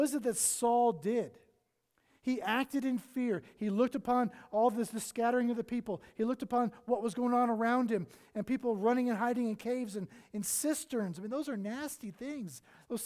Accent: the South, United States; moved away; I'm from the South.

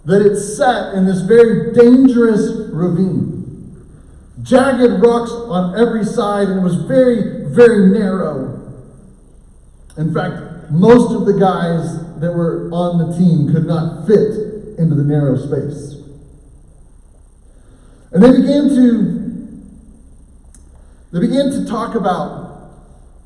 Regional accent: Oklahoma, United States; I grew up in Oklahoma

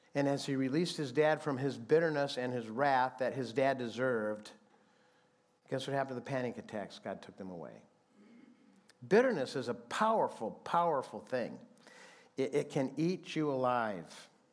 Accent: Fremont, Michigan, United States; now in Phoenix, United States; a group of guys that I grew up with in Fremont, Michigan

